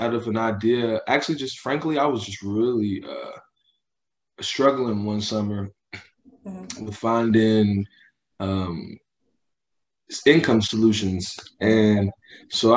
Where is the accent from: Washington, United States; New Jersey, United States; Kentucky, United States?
Kentucky, United States; Louisville; also born or lived in Tennessee; I'm from Louisville, Kentucky, born and raised